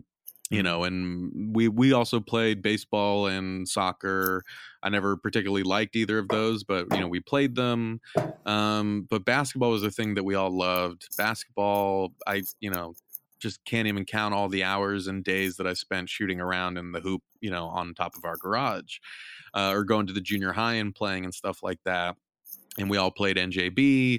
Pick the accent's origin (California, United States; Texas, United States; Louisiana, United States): California, United States; growing up in Southern California, just kind of outside